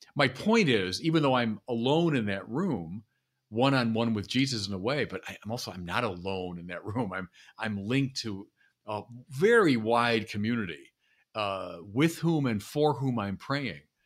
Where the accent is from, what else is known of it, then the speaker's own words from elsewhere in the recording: Chicago, Illinois, United States; moved away; I'm from Chicago